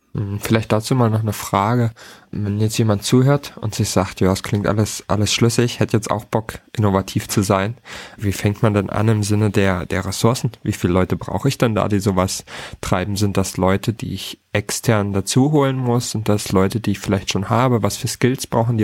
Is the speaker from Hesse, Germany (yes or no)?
no; Hamburg, Germany; als Hamburger